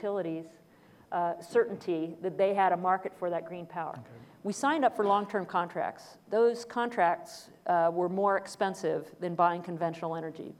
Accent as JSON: {"language": "English", "region": "Washington", "country": "United States", "said": "my home state of Washington"}